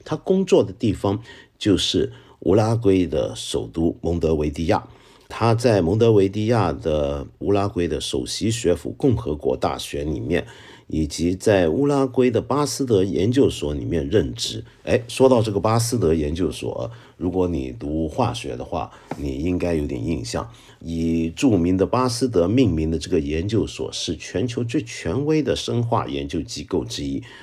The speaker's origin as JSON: {"language": "Chinese", "country": "Hong Kong", "accent": "Hong Kong-accented Mandarin (港普)", "first_language": "Cantonese", "second_language": "Chinese", "said": "我觉得我的普通话以香港人或者以广东人的标准来讲，算是很可以了吧"}